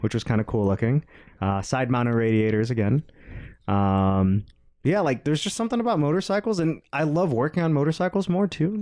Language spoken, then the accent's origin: English; outside of Atlanta, Georgia, United States; moved away; I grew up outside of Atlanta